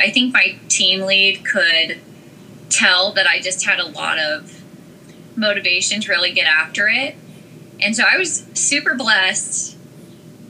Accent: Carson City, Nevada, United States; moved away as an adult; now in Washington, D.C. area, United States; I'm originally from Carson City, Nevada, and I had moved to the area right after college

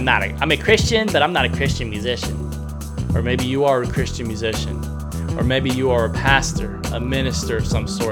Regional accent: New York, United States; I'm a New Yorker

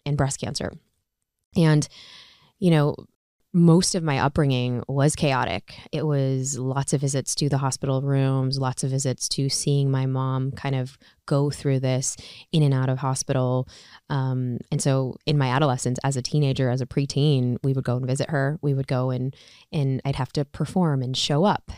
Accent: Chicago, Illinois, United States; I'm from Chicago. I go to Loyola

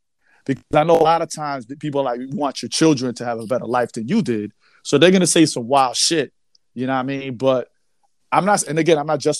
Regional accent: New York City, New York, United States; I'm from New York City.

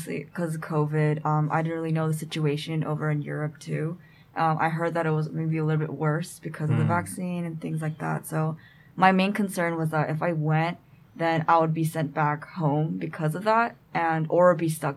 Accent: Southern California, United States; I'm from Southern California.

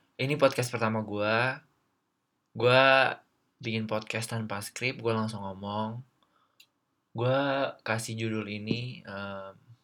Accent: East Lampung, Indonesia; moved away as an adult; also born or lived in Metro / Bandung; gue asli Lampung Timur

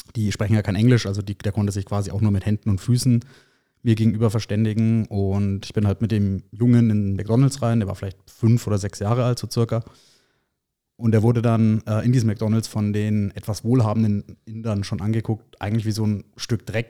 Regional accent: Erlangen, Bavaria, Germany; gebürtig aus Erlangen, also ein waschechter Franke sozusagen, bin der Region auch immer treu geblieben

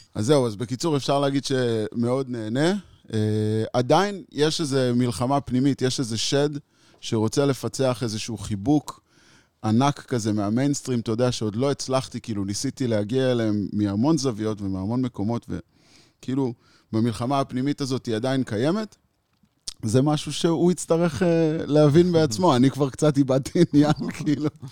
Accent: Israel; הלכתי חזק על תרבות ההיפיז בתור ילד בקיבוץ

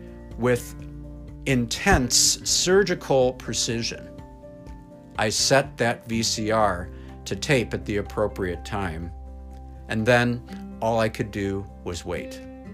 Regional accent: Central Michigan, United States; moved away as an adult; also born or lived in Detroit, Michigan / Fort Wayne, Indiana / Chicago, Illinois; growing up in Central Michigan

